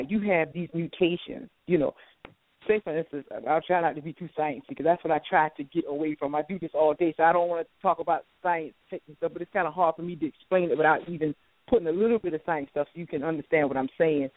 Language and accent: English; South Carolina, United States; now in Washington, D.C., United States; I'm from the South. I'm originally from South Carolina. I live in the Washington, D.C. area now